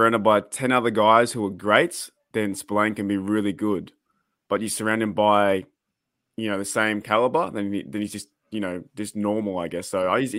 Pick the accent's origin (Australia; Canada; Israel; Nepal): Australia; I'm an Australian